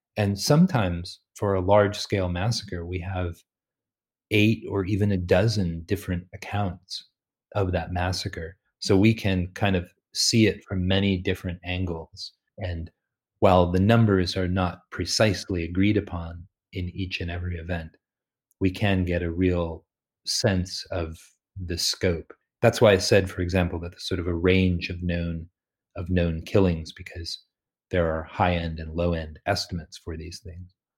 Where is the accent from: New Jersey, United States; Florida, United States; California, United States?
California, United States; I was born and raised in California